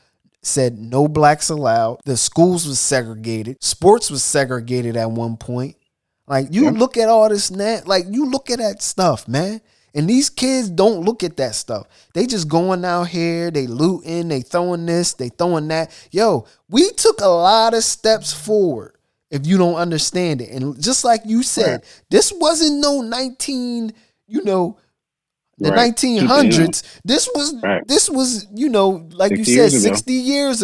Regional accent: United States; we grew up in America

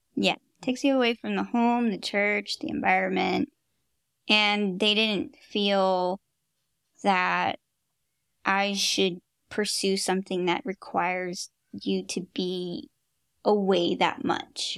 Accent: Fremont, California, United States; also born or lived in Hayward, California; I've been a Bay Area girl my whole life. I, I grew up in Fremont, Hayward

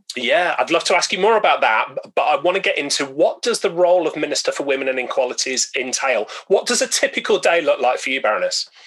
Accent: Birmingham, West Midlands, United Kingdom; now in Newcastle upon Tyne, United Kingdom; my hometown of Birmingham

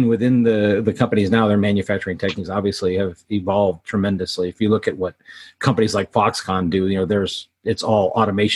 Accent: Orange County, Southern California, United States; also born or lived in Silicon Valley; I grew up in Southern California, actually up in Orange County

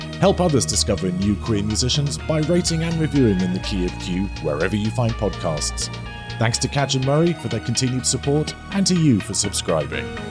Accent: London, United Kingdom; I'm a Londoner

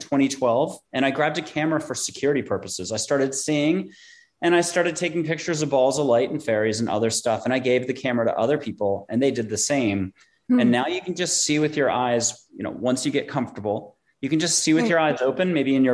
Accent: East Coast, United States; moved away as an adult; also born or lived in New York; now in San Antonio, United States; I'm from the East Coast

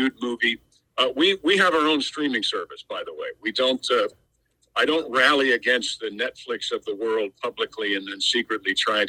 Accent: Mount Kisco, New York, United States; now in the South, United States; I'm from Mount Kisco, New York. So I'm what we call down here in the South a recovering Yankee

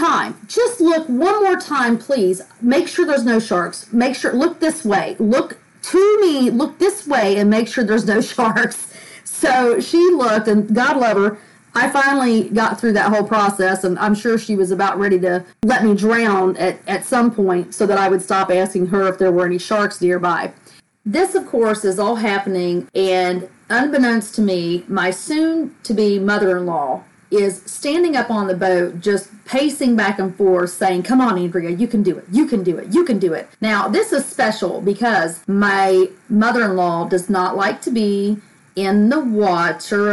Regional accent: United States; I grew up on the Tennessee River

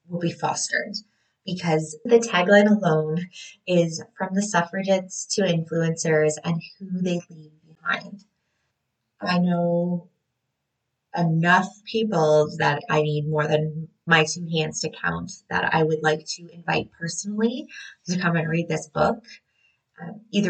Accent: Canada; a Canadian birth worker

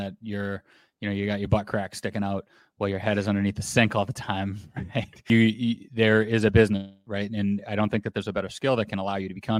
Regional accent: Boston, Massachusetts, United States; now in Florida, United States; When I grew up in Boston, being a plumber

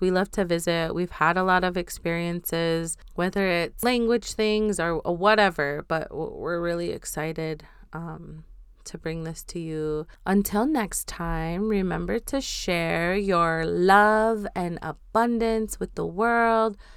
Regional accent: North Dakota, United States; also born or lived in Seattle; I am from Standing Rock, um, currently between North Dakota and Seattle

